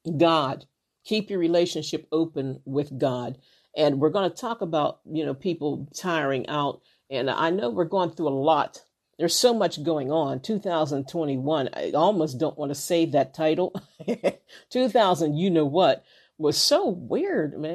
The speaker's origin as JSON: {"language": "English", "region": "Western Pennsylvania", "country": "United States", "said": "I live in, like, Western Pennsylvania"}